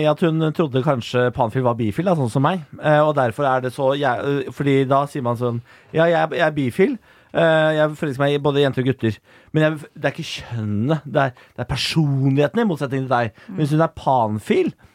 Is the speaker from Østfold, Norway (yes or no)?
yes; Moss, Østfold, Norway; Jeg er fra Moss